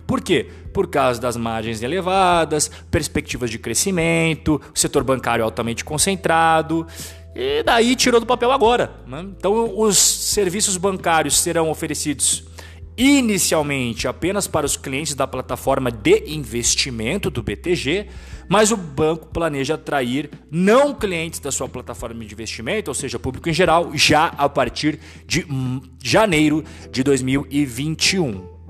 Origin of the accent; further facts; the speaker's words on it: Brazil; como brasileiro